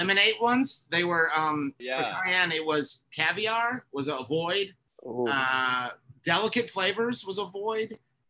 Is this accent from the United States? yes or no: yes; North Carolina, United States; I grew up in North Carolina